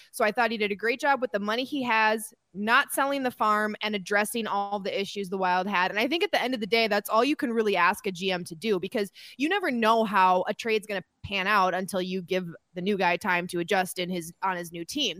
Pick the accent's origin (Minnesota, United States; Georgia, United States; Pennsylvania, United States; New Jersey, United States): Minnesota, United States; I'm a Minnesotan